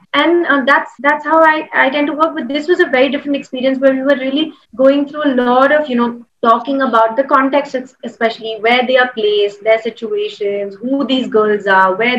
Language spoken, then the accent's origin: English; Hyderabad, Telangana, India; I'm from Hyderabad